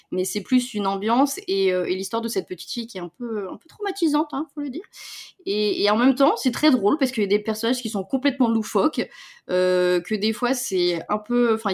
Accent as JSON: {"language": "French", "country": "Spain", "accent": "Spanish", "said": "comme moi, j'ai un accent espagnol, quoi."}